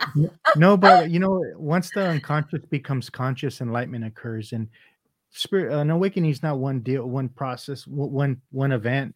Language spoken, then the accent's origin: English; Los Angeles, California, United States; first language Vietnamese; English is a second language; I grew up in San Pedro